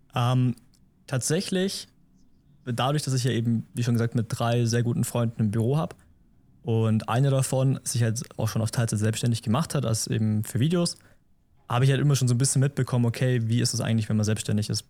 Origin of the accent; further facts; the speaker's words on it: Memmingen, Bavaria, Germany; Ich komme aus Memmingen im Allgäu